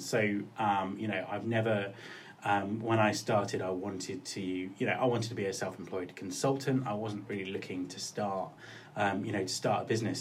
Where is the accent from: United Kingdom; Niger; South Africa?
United Kingdom; Kent, South East England; moved away as an adult; also born or lived in Cornwall / Winchester; now in Scotland, United Kingdom; I lived in Cornwall till I was about eight, and then my parents moved to Kent. So um, I spent most of my formative years on the Kent coast